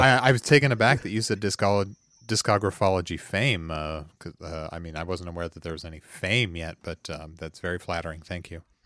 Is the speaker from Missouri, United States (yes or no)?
yes; the Ozarks, Missouri, United States; I'm from, uh, Missouri, U S A, a little place called the Ozarks